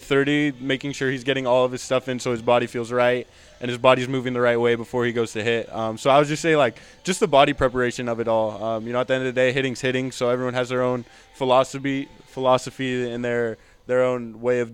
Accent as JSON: {"language": "English", "region": "Southern California", "country": "United States", "said": "I'm from SoCal"}